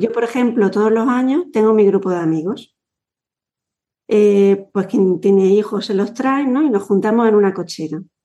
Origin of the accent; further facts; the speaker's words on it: Yecla, Region of Murcia, Spain; cuando a nosotros nos preguntan de dónde eres, decimos mm, Yecla, cerquita